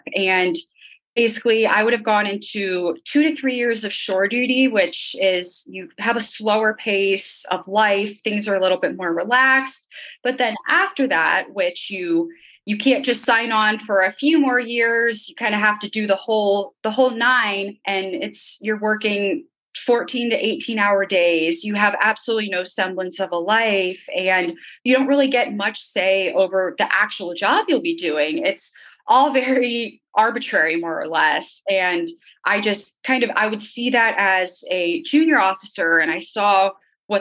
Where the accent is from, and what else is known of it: Northern Virginia, United States; born or raised there